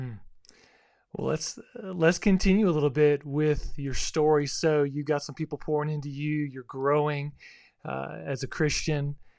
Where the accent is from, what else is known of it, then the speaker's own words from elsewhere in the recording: South Florida, United States; now in Texas, United States; growing up in South Florida is a little different environment than, uh, where I live now in the Bible Belt or Texas